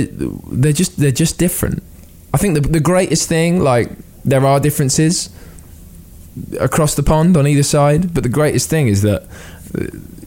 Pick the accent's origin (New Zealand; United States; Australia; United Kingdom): United Kingdom; as a British person